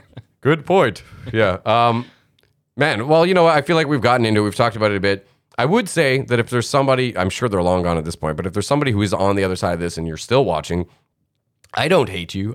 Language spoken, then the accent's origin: English; Canada